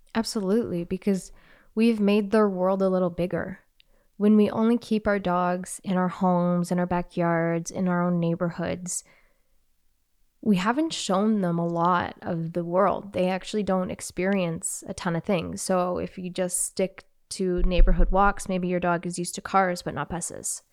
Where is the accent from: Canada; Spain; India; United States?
Canada; I'm Canadian, eh?